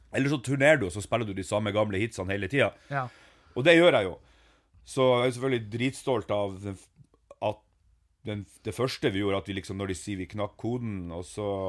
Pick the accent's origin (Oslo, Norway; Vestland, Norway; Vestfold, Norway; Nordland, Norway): Nordland, Norway; Ørnes; moved away; jeg er jo vokst opp i Meløy